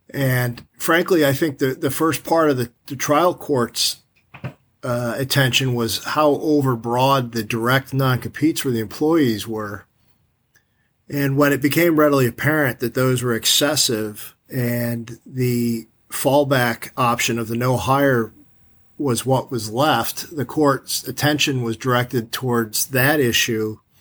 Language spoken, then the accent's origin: English; New York, United States; as a kid growing up in New York